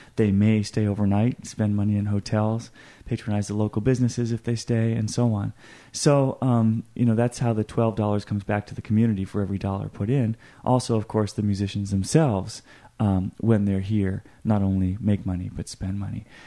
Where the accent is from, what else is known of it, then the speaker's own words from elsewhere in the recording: Boston, Massachusetts, United States; moved away as an adult; also born or lived in Connecticut; now in Michigan, United States; I'm from Boston originally, um, went to high school there, public high school